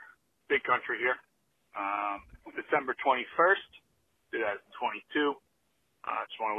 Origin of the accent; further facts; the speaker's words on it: New York City, New York, United States; I'm actually from Staten Island, you know, Shaolin, home